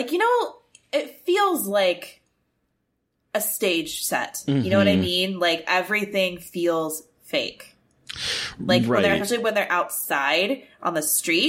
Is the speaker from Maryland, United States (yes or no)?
yes; Annapolis, Maryland, United States; I am from Annapolis, Maryland, so I lived near the Naval Academy, and my grandpa was in the Navy